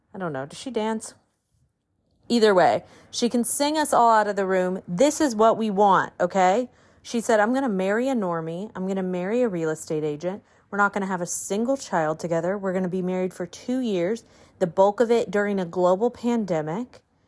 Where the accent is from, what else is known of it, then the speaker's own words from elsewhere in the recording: the South, United States; I grew up in the South